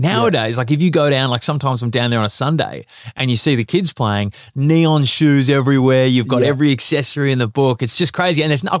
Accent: South Melbourne, Victoria, Australia; MZAC, South Melbourne.

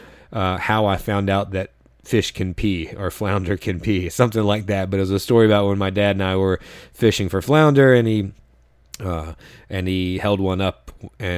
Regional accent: North Carolina, United States; moved away; also born or lived in New York; I'm from North Carolina

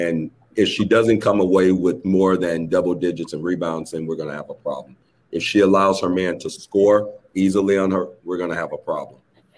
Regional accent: Detroit, Michigan, United States; growing up in Detroit.

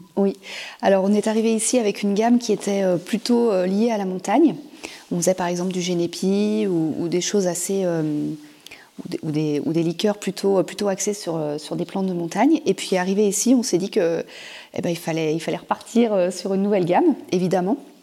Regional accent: Auvergne-Rhône-Alpes, France; moved away as an adult; now in Cap Sizun, France; nous on est originaire de Rhône-Alpes

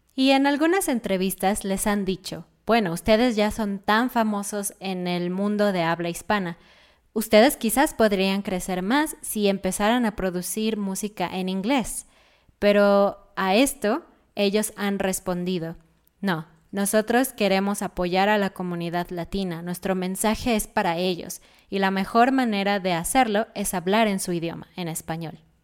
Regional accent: Mexico City, Mexico; David y yo somos chilangos, somos de Ciudad de México y no hablamos así

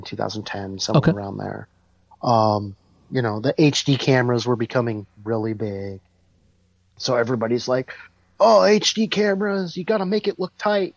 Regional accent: Tacoma, Washington, United States; in my hometown

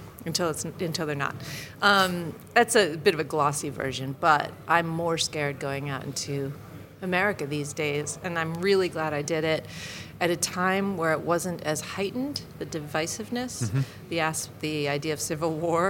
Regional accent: United States; now in United Kingdom; even though I'm American

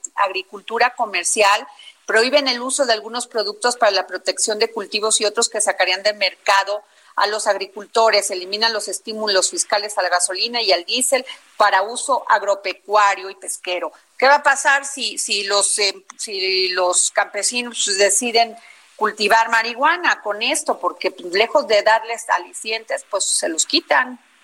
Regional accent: Vega de Alatorre, Veracruz, Mexico; moved away; allá en mi pueblo, Vega de la Torre, Veracruz

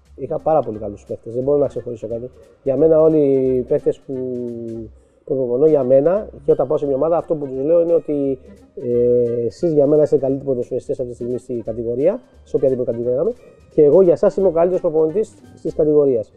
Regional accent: Piraeus, Attica, Greece; Εγώ είμαι από το Πειραιά

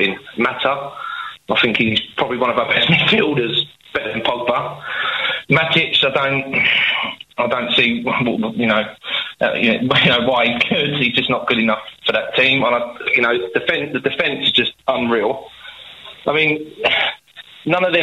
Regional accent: London, United Kingdom; obviously I'm from London

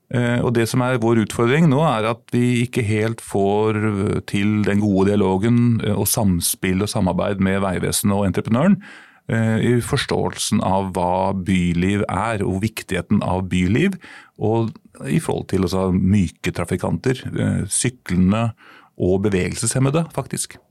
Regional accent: Sarpsborg, Østfold, Norway; now in Oslo, Norway; Jeg er innflytter, som over halvparten av Oslos befolkning er. Jeg er opprinnelig fra Sarpsborg.

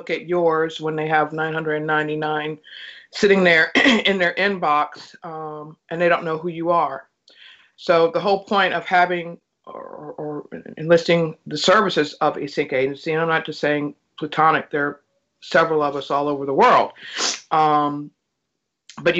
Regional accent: Gary, Indiana, United States; moved away; I'm originally from Gary, Indiana

